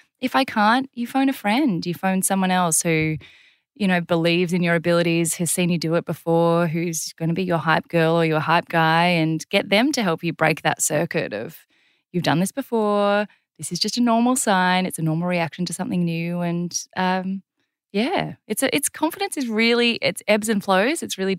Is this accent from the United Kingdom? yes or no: no; South Korea; born there; I have kind of an interesting cultural background in that I was born in South Korea and then adopted.